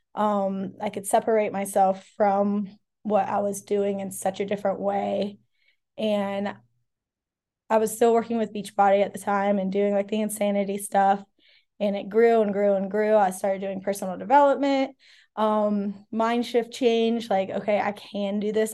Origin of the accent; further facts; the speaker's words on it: Ocala, Florida, United States; moved away as an adult; also born or lived in Charlotte / Colorado / California; now in Asheville, United States; grew up out in the country in Ocala, Florida